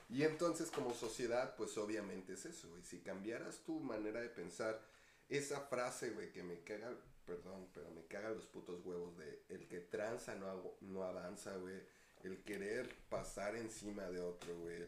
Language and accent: Spanish; Ecatepec, State of Mexico, Mexico; yo también de Catepec